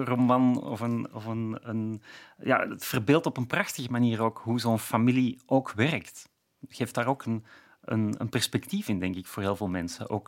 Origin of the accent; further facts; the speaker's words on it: Flanders, Belgium; ik ben inderdaad misschien al te ver afgeweken of, of uitgeweken als Vlaming om het nog heel precies te kunnen zien.